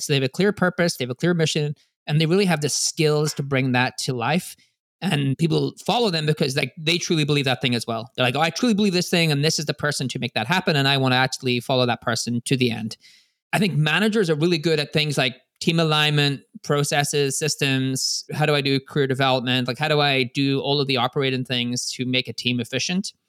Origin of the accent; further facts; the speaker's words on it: Ireland; I'm Irish